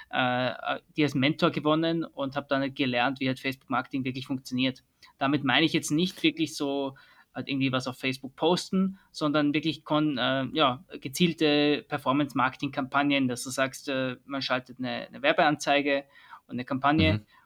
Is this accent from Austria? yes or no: yes; Vienna, Austria; born there; accent: Austrian; Das hört man an meinem Akzent